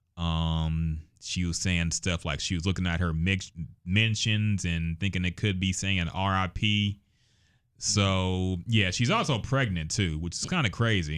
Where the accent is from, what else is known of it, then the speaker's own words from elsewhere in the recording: Houston, Texas, United States; also born or lived in Austin / Corpus Christi; growing up in Houston all my life